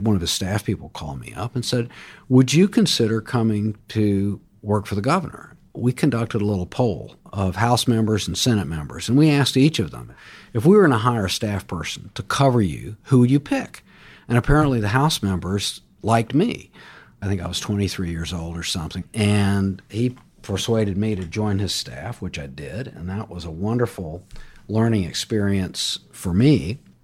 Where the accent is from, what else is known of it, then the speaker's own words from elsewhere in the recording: Jacksonville, Florida, United States; I grew up in Jacksonville, Florida